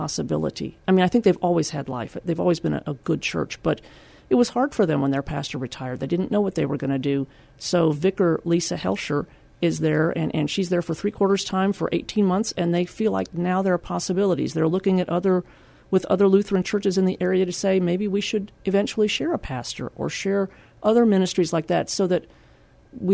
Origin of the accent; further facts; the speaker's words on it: Austin, Texas, United States; also born or lived in Seguin, Texas; I grew up in Austin, and it was a wonderful place